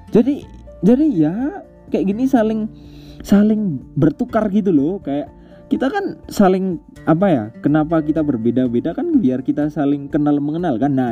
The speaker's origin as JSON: {"language": "Indonesian", "town": "Wonosobo", "region": "Central Java", "country": "Indonesia", "said": "budaya kalau kayak gue orang Wonosobo budaya sarungan kemudian budaya ngomong pakai bahasa Jawa gitu kan"}